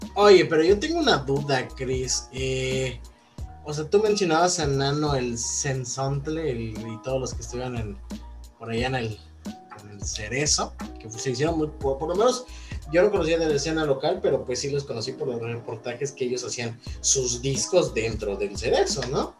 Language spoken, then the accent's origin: Spanish; Mérida, Yucatán, Mexico; nosotros somos de Mérida